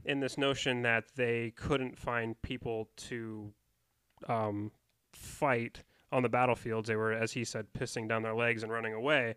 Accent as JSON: {"language": "English", "country": "United States", "said": "I would identify as an American"}